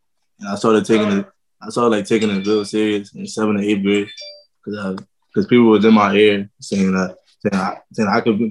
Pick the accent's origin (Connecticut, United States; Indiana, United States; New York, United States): Connecticut, United States; I'm from Connecticut, and that's not like a real basketball state